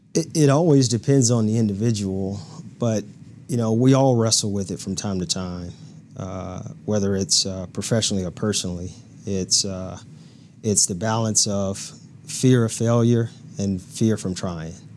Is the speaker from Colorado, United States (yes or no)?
no; Louisiana, United States; moved away as an adult; now in Peoria, Illinois, United States; born and raised in Louisiana, a small town, population twenty-five hundred people